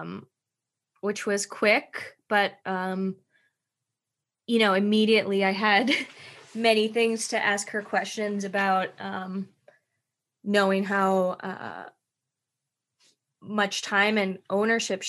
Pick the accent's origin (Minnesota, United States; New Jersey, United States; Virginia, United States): Minnesota, United States; moved away; I grew up dancing in Minnesota